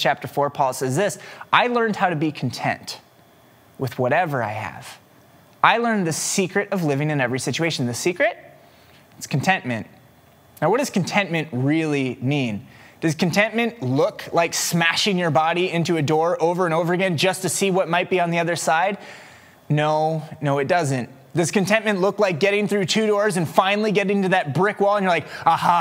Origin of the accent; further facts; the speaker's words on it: West Des Moines, Iowa, United States; also born or lived in Waukee, Iowa; I grew up in West Des Moines, but I grew up on the Waukee side of West Des Moines. And so I went to Waukee High School.